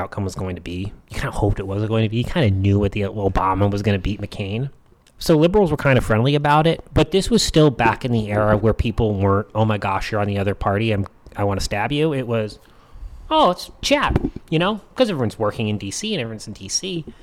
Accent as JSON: {"language": "English", "country": "United States", "said": "I'm an American."}